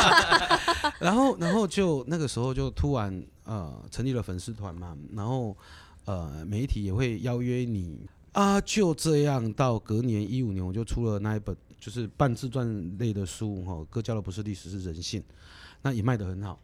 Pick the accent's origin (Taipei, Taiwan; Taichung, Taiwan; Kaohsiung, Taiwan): Kaohsiung, Taiwan; moved away as an adult; 我是高雄人，我是左营高中毕业的